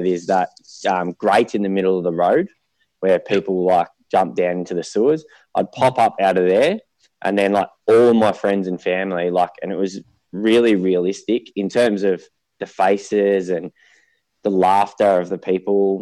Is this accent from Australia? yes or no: yes; Melbourne, Victoria, Australia; also born or lived in Murrumbeena; eastern suburbs of Melbourne. I started in Murrumbina, so I was there till about 5